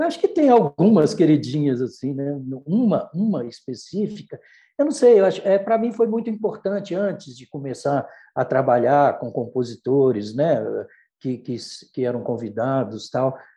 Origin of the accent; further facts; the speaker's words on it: Brazil; o fato de ser brasileiro também, nós somos brasileiros